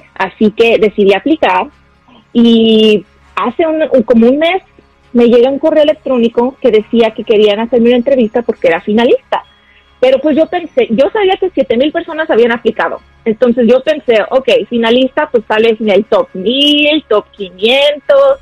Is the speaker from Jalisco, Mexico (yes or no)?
yes; Guadalajara, Jalisco, Mexico; now in United States; Yo soy de Guadalajara, Jalisco, Tapatía.